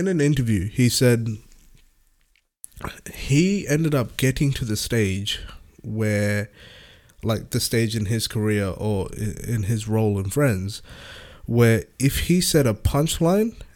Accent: India; now in Australia; as an Indian

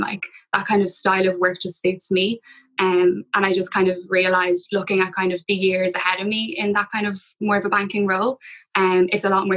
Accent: Dublin, Leinster, Ireland; I'm from Dublin, went to UCD, so stayed at home.

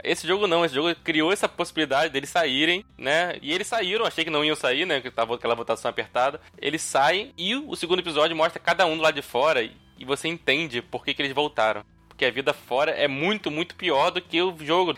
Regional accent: Niterói, Rio de Janeiro, Brazil; now in Rio de Janeiro, Brazil; Sou de Niterói, na verdade. Moro aqui no Rio, mas sou de Niterói.

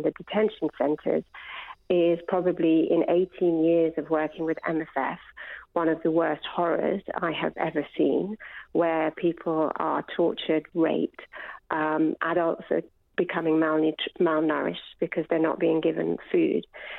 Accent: United Kingdom; I'm a British doctor working in the NHS as well.

